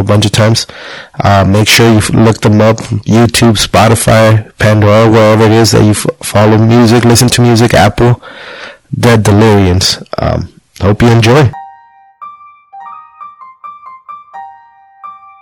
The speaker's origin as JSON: {"language": "English", "region": "Jalisco", "country": "Mexico", "tie": "born or raised there", "said": "I was born in Azcaltan, Jalisco, my parents as well"}